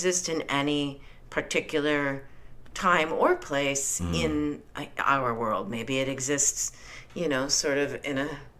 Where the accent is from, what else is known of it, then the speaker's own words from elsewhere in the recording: Minnesota, United States; I grew up in Minnesota.